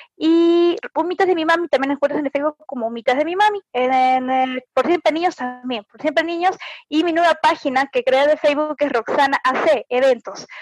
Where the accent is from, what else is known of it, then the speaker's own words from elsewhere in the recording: Lima, Peru; now in Moquegua, Peru; yo no soy de Moquegua, pero soy de Lima